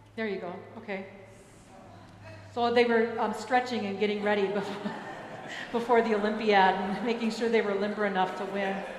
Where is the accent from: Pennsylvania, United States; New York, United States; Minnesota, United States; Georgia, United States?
Minnesota, United States; Minneapolis; moved away; in Minneapolis. So the next one will be in my hometown